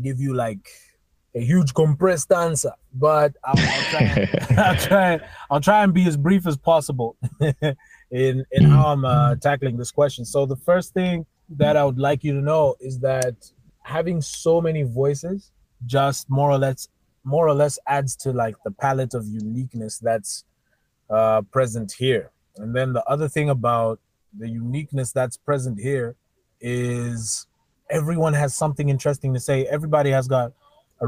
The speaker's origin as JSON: {"language": "English", "country": "Zambia", "tie": "born or raised there", "said": "growing up in Zambia for me has been interesting"}